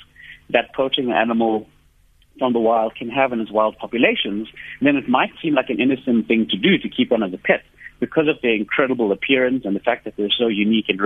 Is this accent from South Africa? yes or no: yes; South Africa; growing up as a South African